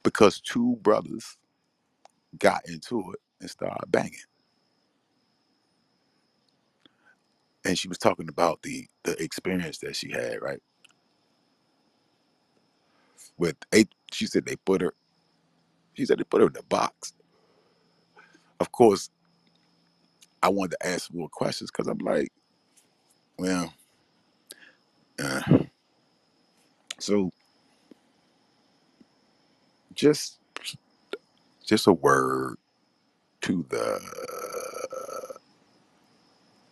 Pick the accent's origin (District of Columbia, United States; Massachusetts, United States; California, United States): District of Columbia, United States; Washington; I'm from Washington, D.C., nation's capital.